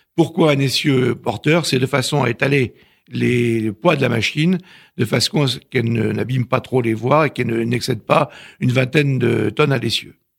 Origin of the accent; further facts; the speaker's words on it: Normandy, France; je suis normand